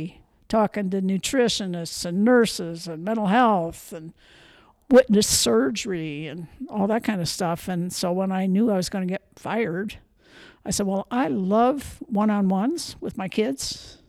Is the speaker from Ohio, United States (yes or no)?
yes; Toledo, Ohio, United States; moved away as an adult; also born or lived in Michigan / Philadelphia / Missouri; now in Montana, United States; I was born in Toledo, Ohio.